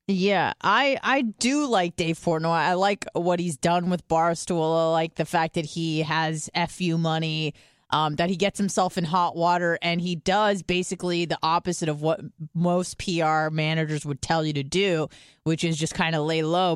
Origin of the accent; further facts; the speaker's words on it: California, United States; I'm from California